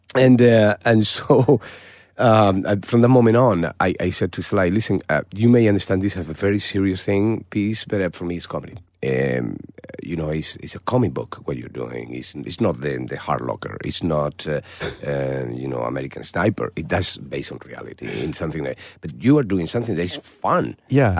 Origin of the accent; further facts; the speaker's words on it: Malaga, Andalusia, Spain; moved away; my hometown in Malaga